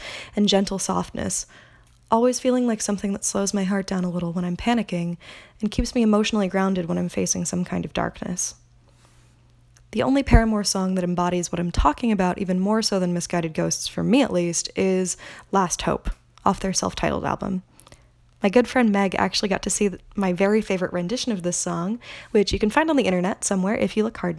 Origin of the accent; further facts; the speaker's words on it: Aliso Viejo, California, United States; my hometown of Aliso Viejo, California